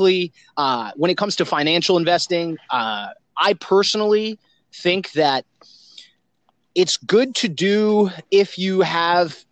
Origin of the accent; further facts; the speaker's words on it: South Florida, United States; I'm a local Floridian born and raised in South Florida